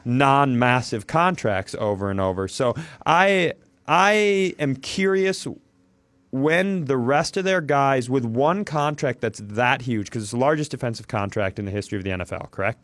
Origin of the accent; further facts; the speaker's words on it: Worthington, Minnesota, United States; I grew up in Worthington, Minnesota